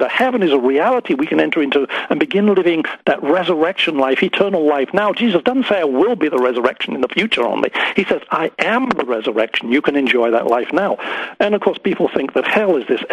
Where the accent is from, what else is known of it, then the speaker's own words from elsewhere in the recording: Harrogate, Yorkshire and the Humber, United Kingdom; I grew up in the Church of England, sang in the choir in Harrogate in Yorkshire in England, and my father sang in the choir